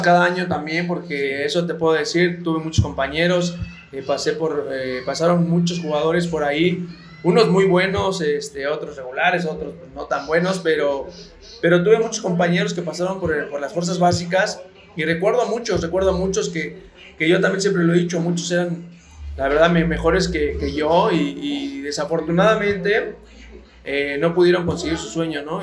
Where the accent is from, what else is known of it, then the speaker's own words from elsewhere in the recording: Mexico City, Mexico; yo soy de aquí de la Ciudad de, México, CDMX, eh, hoy en día, y y yo soy, eh, vivo aquí cerca del aeropuerto, aquí crecí